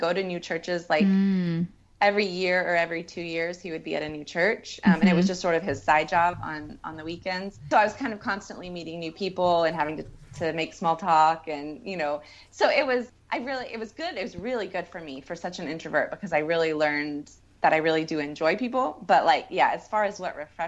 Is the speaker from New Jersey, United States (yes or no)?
no; Texas, United States; I'm mostly from Texas, but all of my family is from Mississippi